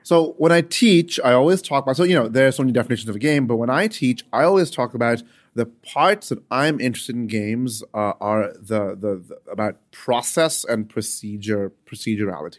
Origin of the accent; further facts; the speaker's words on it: United Arab Emirates; I grew up in the United Arab Emirates